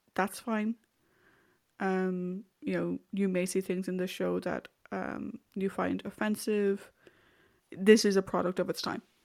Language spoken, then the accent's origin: English; Ireland; I'm also speaking as an Irish person.